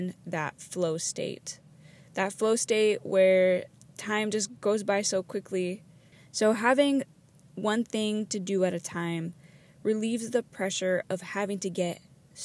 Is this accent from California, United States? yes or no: yes; Los Angeles, California, United States; moved away; I'm actually calling in from my hometown